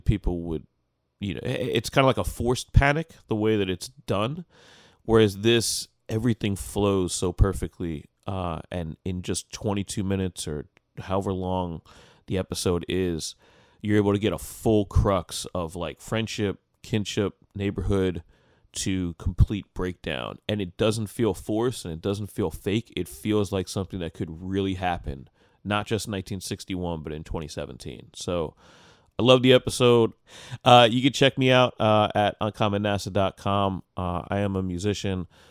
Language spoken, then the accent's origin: English; United States; as an American listener